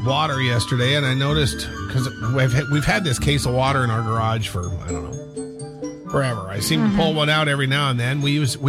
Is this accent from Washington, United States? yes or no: yes; Seattle, Washington, United States; born there; Well, I was born in Seattle, and so the Seahawks have always had a place in my heart.